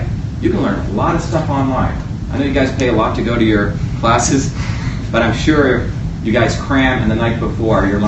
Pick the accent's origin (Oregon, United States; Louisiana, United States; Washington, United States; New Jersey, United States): New Jersey, United States; also born or lived in India; I grew up in New Jersey